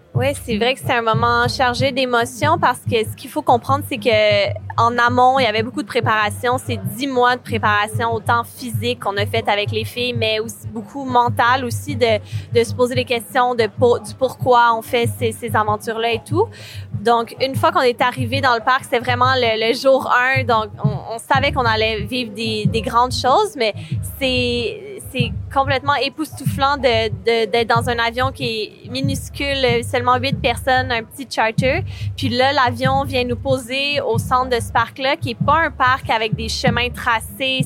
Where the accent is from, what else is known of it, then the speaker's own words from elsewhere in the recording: Quebec, Canada; je suis cinéaste réalisatrice et je viens du Québec